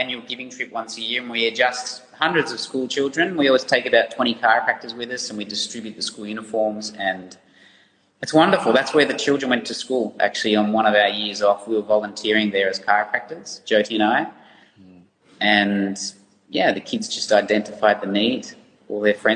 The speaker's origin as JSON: {"language": "English", "town": "Ballarat", "region": "Victoria", "country": "Australia", "tie": "born or raised there", "also_born_or_lived": "Netherlands", "moved": "as an adult", "said": "we grew up in Ballarat. It's a big monoculture there, and I love going home"}